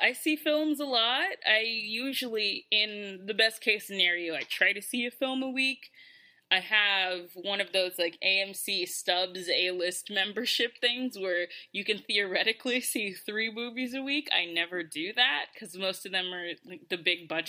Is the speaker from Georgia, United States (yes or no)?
yes; Georgia, United States; moved away as an adult; now in New York, United States; I'm originally from Georgia, and I don't go back to Georgia for the most part